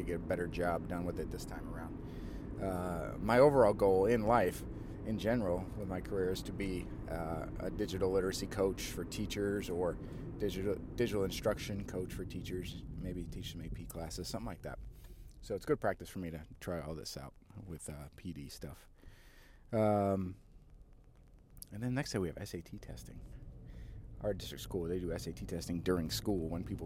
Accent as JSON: {"language": "English", "region": "Southern Illinois", "country": "United States", "said": "I'm kind of from Illinois, from Southern Illinois"}